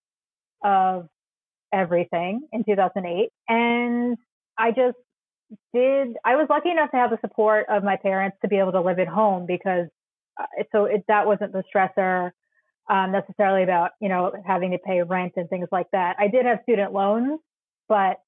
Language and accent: English; Smithtown, New York, United States; now in New York City, United States; I grew up about 50 miles from where I sit in New York City right now on Long Island, in Smithtown, St. James, New York